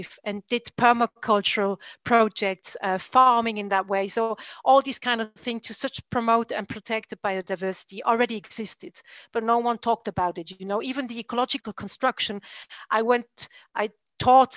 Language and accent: English; France; now in Switzerland; I'm originally from France